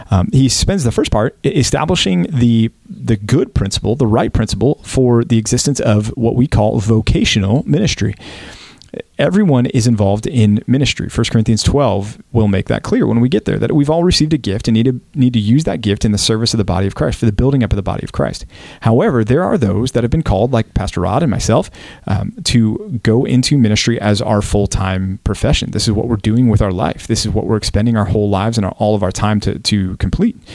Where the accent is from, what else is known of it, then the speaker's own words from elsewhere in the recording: Texas, United States; I'm from Texas. I'm, I'm not from France.